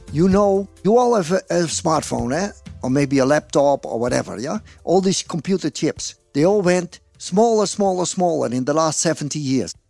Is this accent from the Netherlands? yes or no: yes; Netherlands; English is a second language; also born or lived in Groningen; I'm from the Netherlands